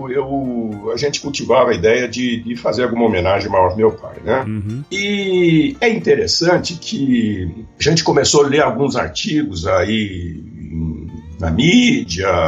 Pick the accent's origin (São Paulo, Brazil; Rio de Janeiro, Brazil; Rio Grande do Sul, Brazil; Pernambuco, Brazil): São Paulo, Brazil; Piracicaba; eu sou piracicabano, né? Com muito orgulho. É, pira. A minha infância, a minha juventude, eu passei em Piracicaba, muito ligado a Luiz de Queiroz.